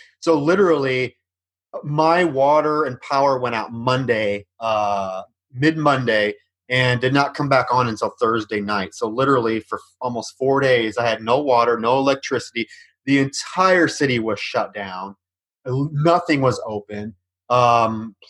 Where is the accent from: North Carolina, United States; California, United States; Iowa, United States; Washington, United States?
Iowa, United States; now in Houston, United States; I'm from Iowa